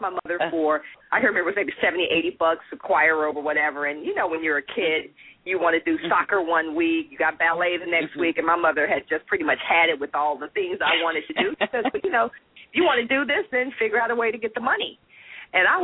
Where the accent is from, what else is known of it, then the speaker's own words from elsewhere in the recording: Dallas, Texas, United States; I grew up in Dallas